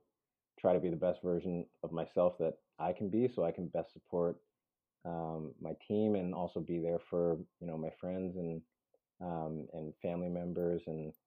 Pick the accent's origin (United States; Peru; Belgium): Peru; born there; I am adopted. I was born in Peru.